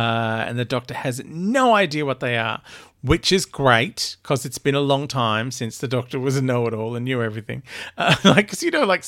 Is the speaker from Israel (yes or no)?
no; Australia; accent: Australian; also born or lived in England; like I lived in England for ages and my accent was terrible because I still kept weird Australian bits. So all the British people could tell I was Australian and all of my Aussie mates thought that I had a full Pommy accent.